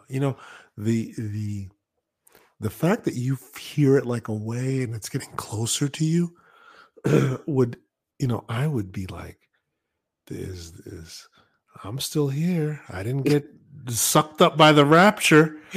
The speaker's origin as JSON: {"language": "English", "region": "Northeast", "country": "United States", "tie": "born or raised there", "said": "growing up in the Northeast"}